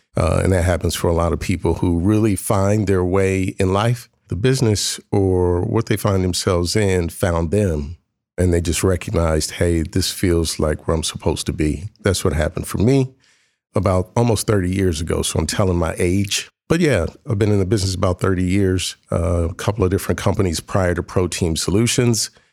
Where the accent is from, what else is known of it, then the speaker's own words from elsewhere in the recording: Columbus, Ohio, United States; also born or lived in Washington, D.C.; I'm from Columbus, born and raised in Columbus City Schools